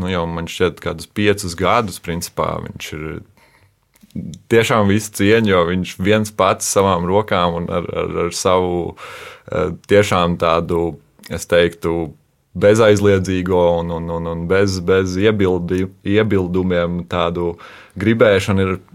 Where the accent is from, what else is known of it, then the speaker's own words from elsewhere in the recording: Kuldīga, Kurzeme, Latvia; also born or lived in Alsunga / Jūrkalne / Skrunda; es pats eh, nāku no Kultūras, esmu Kultūras.